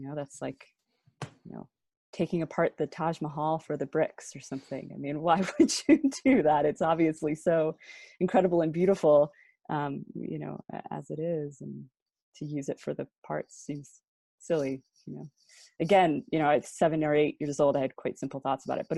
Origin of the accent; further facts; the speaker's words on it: United States; being an American